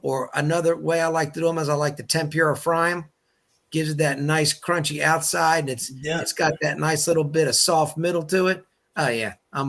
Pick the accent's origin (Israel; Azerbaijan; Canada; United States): United States; Chesapeake Bay; I'm a seafood guy. I don't cook a lot of seafood, but I am a seafood guy growing up on the Chesapeake Bay.